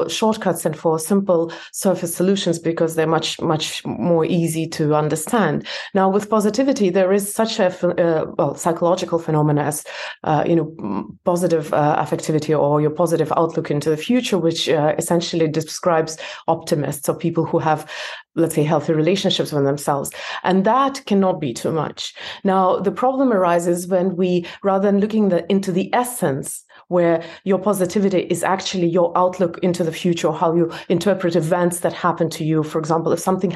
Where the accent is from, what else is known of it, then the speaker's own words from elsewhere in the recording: Belarus; moved away; I was born in Belarus. It's a different country now, and in my passport, it looks as if I immigrated